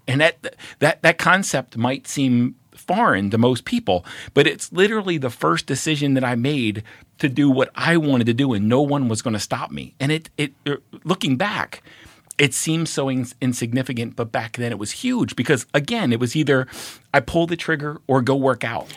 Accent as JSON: {"language": "English", "town": "Baltimore", "region": "Maryland", "country": "United States", "also_born_or_lived": "Oregon", "moved": "as an adult", "said": "I'm from Baltimore"}